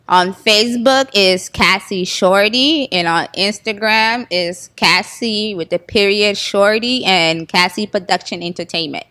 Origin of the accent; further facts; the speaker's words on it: Florida, United States; I was born, born and raised in Florida and my parents was born in Haiti